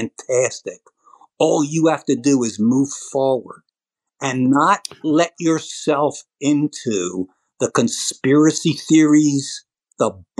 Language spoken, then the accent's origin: English; United States; thank God I am an American